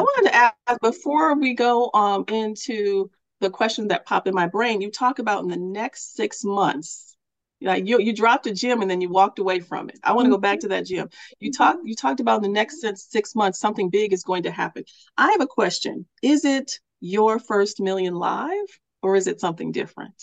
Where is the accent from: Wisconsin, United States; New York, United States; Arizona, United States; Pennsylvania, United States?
Wisconsin, United States; Milwaukee; I'm here in my hometown of Milwaukee, Wisconsin